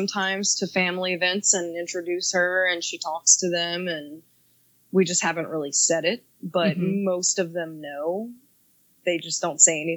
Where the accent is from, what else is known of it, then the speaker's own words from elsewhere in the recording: the South, United States; I'm also from the South